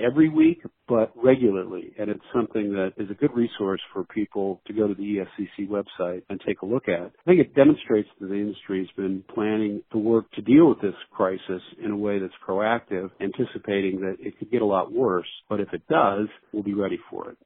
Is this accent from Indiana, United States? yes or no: no; Washington, United States; my home state of Washington